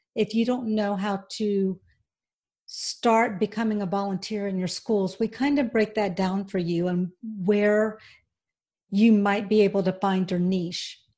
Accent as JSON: {"language": "English", "region": "Georgia", "country": "United States", "tie": "born or raised there", "also_born_or_lived": "Auburn, Alabama", "accent": "twang", "moved": "as an adult", "lives_now": "Florida, United States", "said": "I was born in Auburn, Alabama, as you can probably tell by my twang. Um, I was raised in Georgia"}